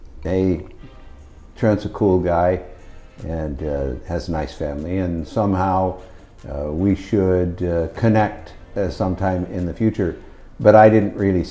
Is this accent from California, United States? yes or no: yes; Los Angeles, California, United States; I grew up in North Hollywood